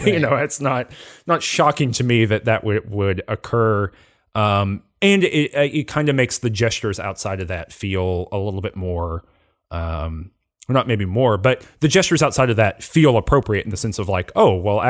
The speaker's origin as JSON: {"language": "English", "region": "the South", "country": "United States", "said": "even where I'm from in the South, it is much more racially diverse than the cast of this game."}